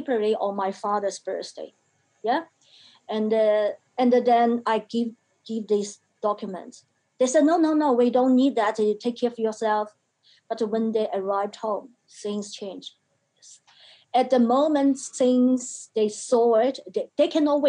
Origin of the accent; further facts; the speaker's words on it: China; now in Australia; Yeah, I was born in China. China is the country of my birth. Australia is the country of my choice.